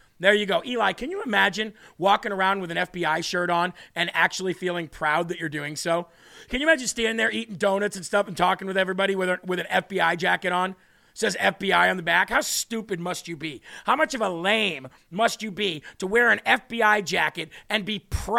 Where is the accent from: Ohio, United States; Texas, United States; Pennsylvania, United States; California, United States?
Ohio, United States; I'm from Ohio and didn't know anything about this.